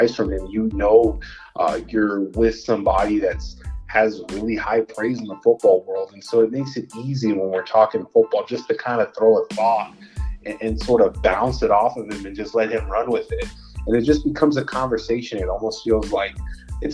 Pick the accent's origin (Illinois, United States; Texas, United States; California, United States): Texas, United States; El Paso; I grew up in El Paso, born and raised, been here my entire life